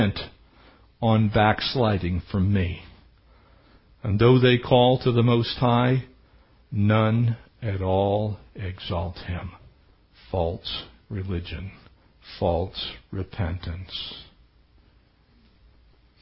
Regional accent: United States; I am as American gets.

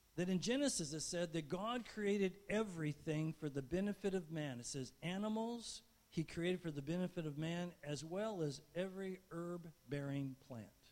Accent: Barstow, California, United States; I was growing up in Barstow

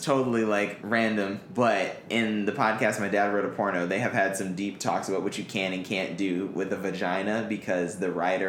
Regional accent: Taiwan; also born or lived in Florida; I'm like fucking Taiwan.

